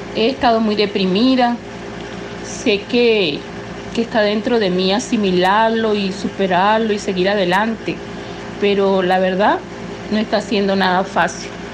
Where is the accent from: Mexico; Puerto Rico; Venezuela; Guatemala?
Venezuela; yo soy venezolana, tengo 61 años y estoy residenciada en Venezuela